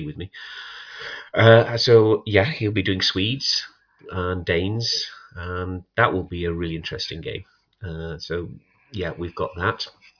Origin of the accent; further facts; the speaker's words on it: United Kingdom; We know it's Scania because we're British.